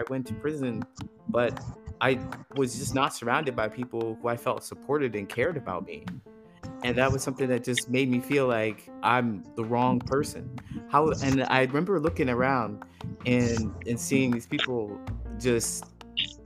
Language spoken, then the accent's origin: English; Ohio, United States; moved away as an adult; also born or lived in California; I grew up in Ohio, actually, and I moved to California when I had an opportunity